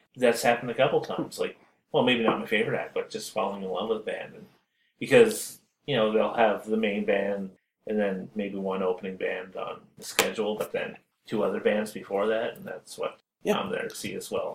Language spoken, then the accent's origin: English; East Coast, Canada; growing up on the East Coast